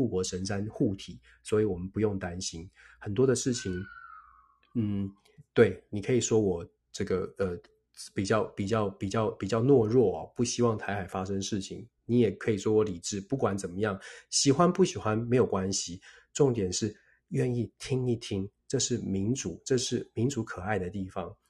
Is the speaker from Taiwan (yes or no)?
yes; Taiwan; 我们是台湾出生长大的朋友。